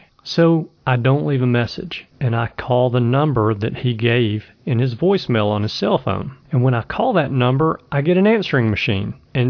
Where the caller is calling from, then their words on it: Birmingham, Alabama, United States; I am calling from Birmingham, Alabama. Actually, I live in Birmingham, Alabama, but I'm calling from somewhere in Idaho.